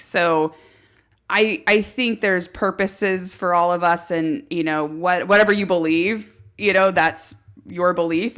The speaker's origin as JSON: {"language": "English", "town": "Los Alamos", "region": "California", "country": "United States", "tie": "born or raised there", "said": "I grew up in Los Alamos, which is in Santa Barbara County on the central coast of California"}